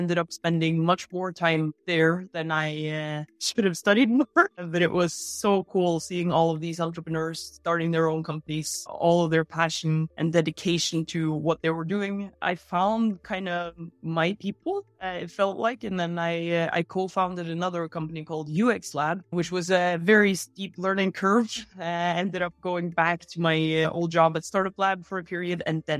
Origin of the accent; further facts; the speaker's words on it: Oslo, Norway; Oslo, Norway.